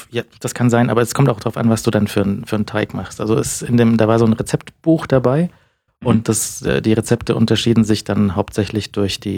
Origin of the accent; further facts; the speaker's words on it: Bonn, North Rhine-Westphalia, Germany; dass hier äh, ich als Bonner noch nicht dort war